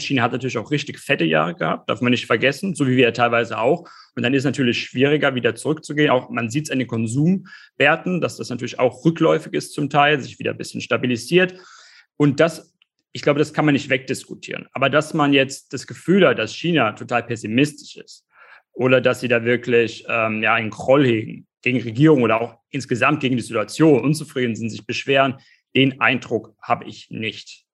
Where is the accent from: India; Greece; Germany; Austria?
Germany; bei uns in Deutschland